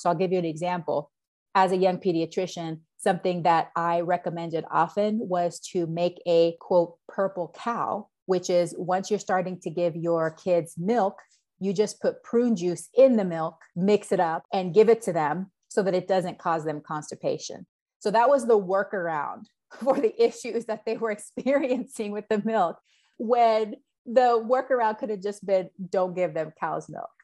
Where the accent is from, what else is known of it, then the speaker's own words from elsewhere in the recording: Panama; now in Yakima, United States; growing up in Panama as well is that my family in Panama are dairy farmers